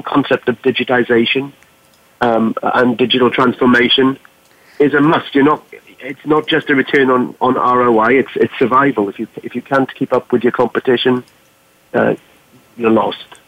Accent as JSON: {"language": "English", "region": "Wales", "country": "United Kingdom", "moved": "yes", "lives_now": "Boston, United States", "said": "I'm from Wales in the UK"}